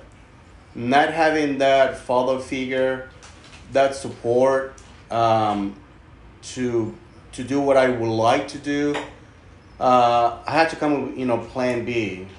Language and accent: English; Mexico; Most of the time he lived in the U.S. and my mother and my two other siblings, we grew up in Mexico.